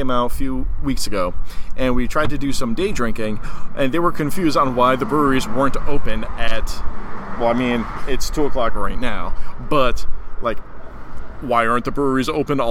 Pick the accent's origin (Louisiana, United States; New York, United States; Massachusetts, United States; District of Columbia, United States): New York, United States; as a New Yorker who has ventured into the heartland, into the Midwest